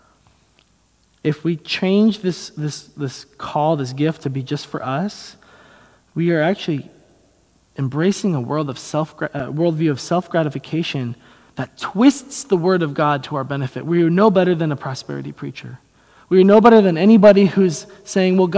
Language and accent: English; United States; I'm an American Christian